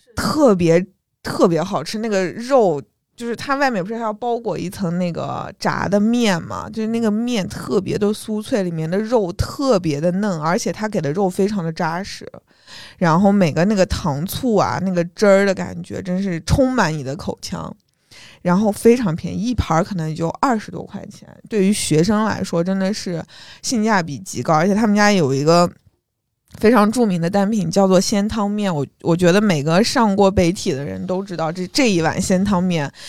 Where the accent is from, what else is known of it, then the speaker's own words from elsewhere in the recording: Xinjiang, China; 我们新疆人点羊肉串儿一般二十个起点